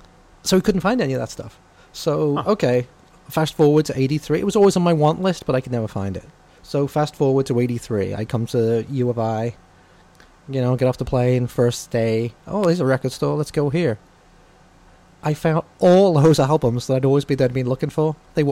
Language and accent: English; England, United Kingdom; I'm coming from England.